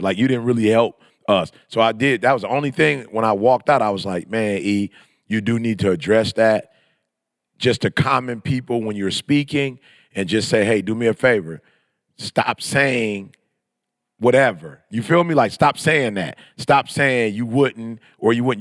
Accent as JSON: {"language": "English", "region": "Michigan", "country": "United States", "tie": "born or raised there", "also_born_or_lived": "California", "said": "we were born and raised in Michigan"}